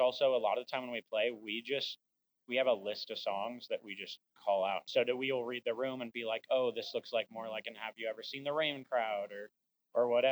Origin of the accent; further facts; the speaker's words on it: Tucson, Arizona, United States; also born or lived in Seattle, Washington; now in Spokane, United States; Born and raised in Tucson, Arizona